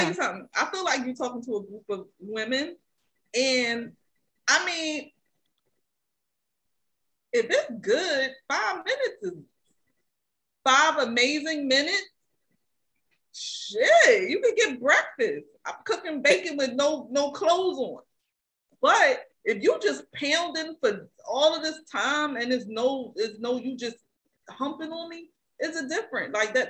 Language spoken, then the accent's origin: English; Philadelphia, Pennsylvania, United States; Man, Henny, I'm from Philly.